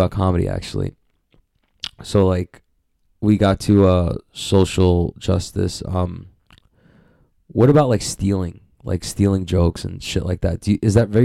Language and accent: English; New York City, New York, United States; I grew up in Queens, literally the most diverse city